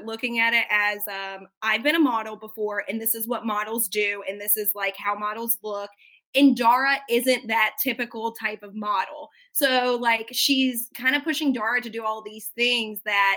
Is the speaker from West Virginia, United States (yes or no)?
yes; West Virginia, United States; I went to school with girls like Jen because I'm from West Virginia